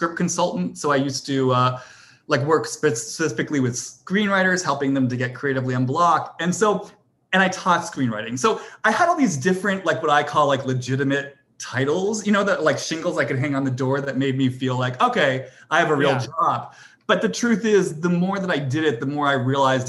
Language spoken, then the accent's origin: English; Boston, Massachusetts, United States; I'm from Boston, you know, I went to prep school